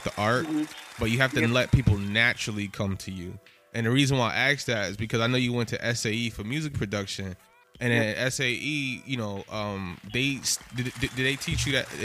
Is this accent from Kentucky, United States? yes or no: no; New York City, New York, United States; I'm from Soundview.